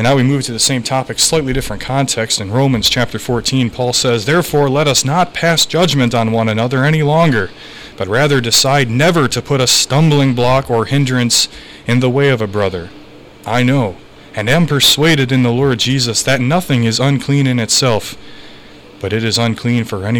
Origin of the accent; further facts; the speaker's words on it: New York, United States; I'm from New York